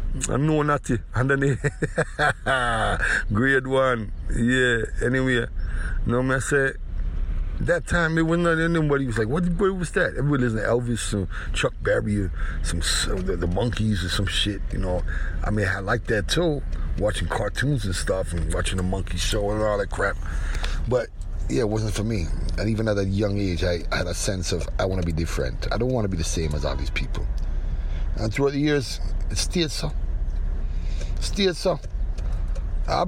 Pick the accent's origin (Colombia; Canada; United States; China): Canada; Toronto, Ontario; in Toronto, right where I was born originally. I was raised in the Kensington area.